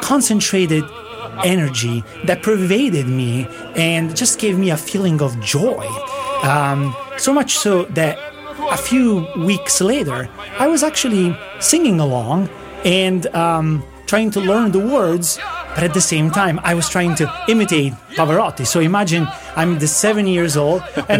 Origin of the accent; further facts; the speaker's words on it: Naples region, Campania, Italy; I am from the Naples region